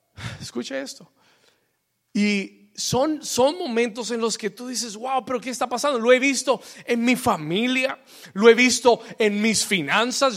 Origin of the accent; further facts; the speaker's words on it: New York, United States; also born or lived in Bogotá, Colombia; now in Miami, United States; cuando yo tenía ocho años de edad, eh, me mudé de Colombia y me mudé para Nueva York